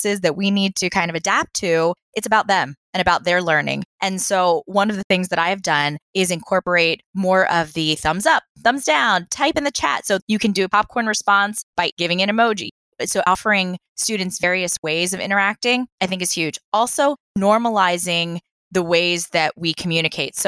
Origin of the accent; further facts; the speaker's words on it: East Coast, United States; now in Los Angeles, United States; I grew up on the East Coast, not the West Coast.